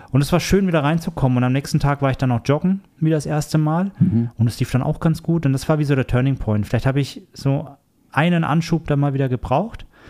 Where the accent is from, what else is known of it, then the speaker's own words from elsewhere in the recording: Erlangen, Bavaria, Germany; moved away; mit meinen besten Freunden aus Deutschland, ähm, wo ich herkomme, aus der Erlanger Ecke, aus der Franken Ecke quasi